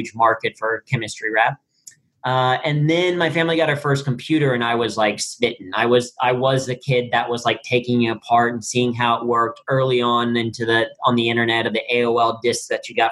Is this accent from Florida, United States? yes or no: no; Cincinnati, Ohio, United States; I grew up in Cincinnati, Ohio